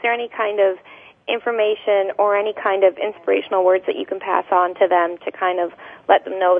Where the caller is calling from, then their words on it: Canada; I'm calling from Canada